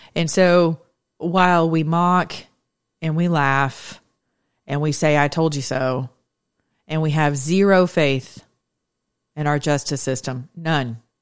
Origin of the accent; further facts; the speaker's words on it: United States; as American citizens who are Christians in my generation